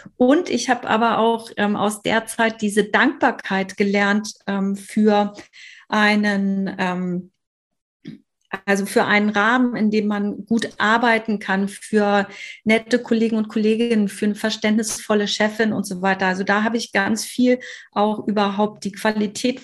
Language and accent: German; Hamburg, Germany; komme aus Hamburg